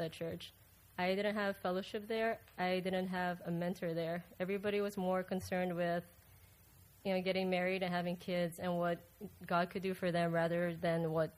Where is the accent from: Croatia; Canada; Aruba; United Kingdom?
Aruba; moved away as an adult; now in Melbourne, United States; I'm originally from Aruba, but I moved to the States in 2007